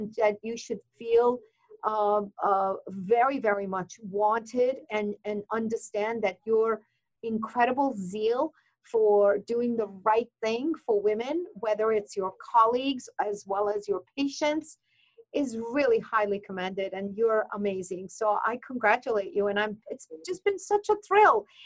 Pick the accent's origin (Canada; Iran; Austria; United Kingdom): Iran; moved away; as a woman from Iranian uh, background, I'm from Iran